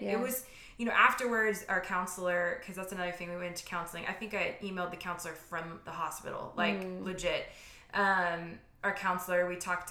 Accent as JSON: {"language": "English", "region": "Louisiana", "country": "United States", "moved": "yes", "lives_now": "Texas, United States", "said": "we're from Louisiana, we live in Texas."}